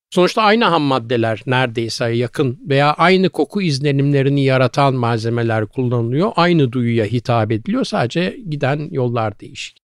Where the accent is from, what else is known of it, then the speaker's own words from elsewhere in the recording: Istanbul, Turkey; also born or lived in Büyükdere, Sarıyer / Kadıköy; Arnavutköy'de çok küçük yani böyle hakikaten 3-4 yaşların falan herhalde oralardaydı.